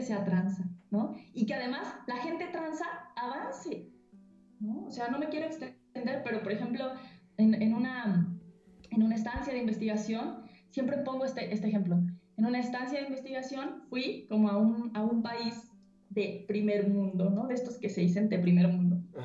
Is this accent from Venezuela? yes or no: no; Mexico; cómo nos moldea la violencia eh, eh, eh, como mexicanos